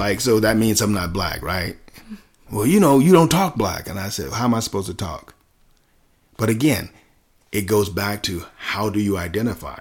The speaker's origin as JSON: {"language": "English", "town": "Selma", "region": "Alabama", "country": "United States", "tie": "born or raised there", "said": "growing up in Selma"}